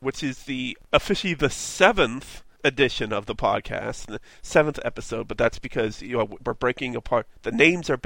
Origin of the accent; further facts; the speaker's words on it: Pittsburgh, Pennsylvania, United States; That's my hometown.